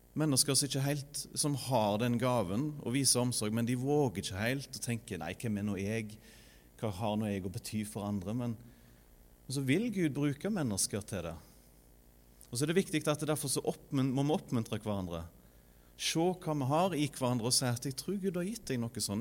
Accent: Norway; moved away as an adult; now in Sandnes, Norway; er vokst opp i Frønsdal

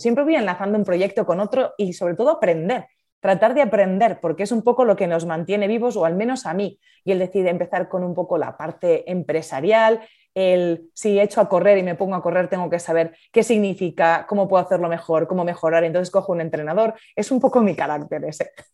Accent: La Rioja, Spain; moved away as an adult; now in Madrid, Spain; Soy de La Rioja, veraneo en Asturias, me apasiona el norte de España y sí, soy riojana, de pura cepa, como dicen en mi tierra

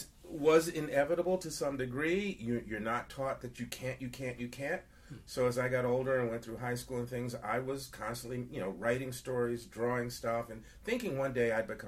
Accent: New York City, New York, United States; I'm a born and raised here New Yorker

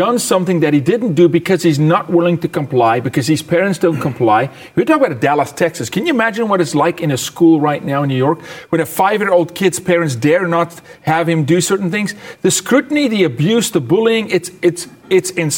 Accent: South Africa; moved away; a fellow South African

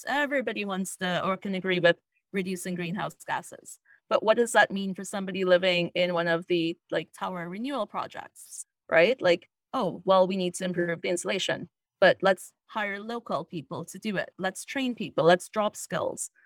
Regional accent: Trinidad & Tobago; now in Toronto, Canada; I grew up in Trinidad and Tobago, which is in the Caribbean

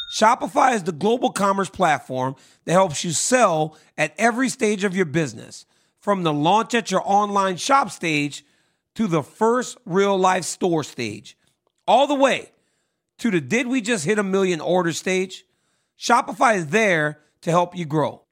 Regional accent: Lafayette, Louisiana, United States; I grew up in Louisiana

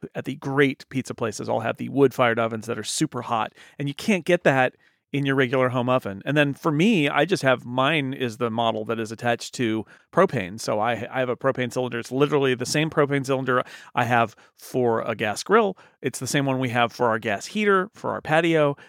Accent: United States; I'm an American

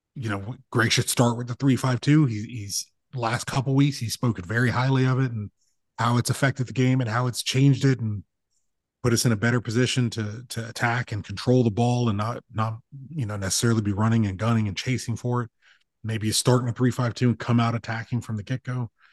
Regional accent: United States; I'm an American

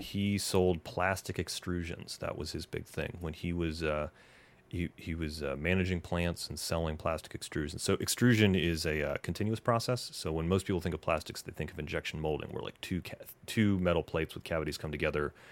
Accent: Knoxville, Tennessee, United States; moved away as an adult; also born or lived in Wausau, Wisconsin / Indiana / Los Angeles; born in Wausau, but I think you would say that I'm from Knoxville, Tennessee

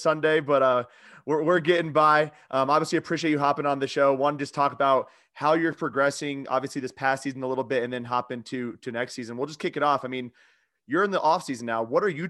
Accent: Newton, Iowa, United States; So I'm from Newton originally, and Newton has been to one state tournament in the last 45 years.

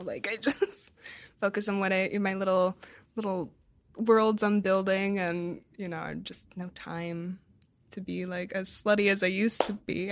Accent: United States; as an American

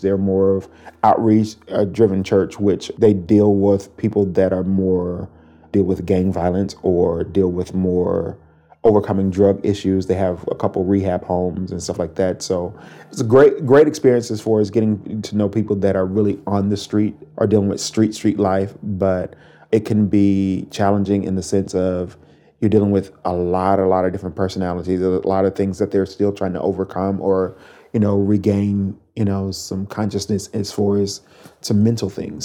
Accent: Mississippi, United States; moved away as an adult; now in Portland, United States; I'm originally from Mississippi, born and raised

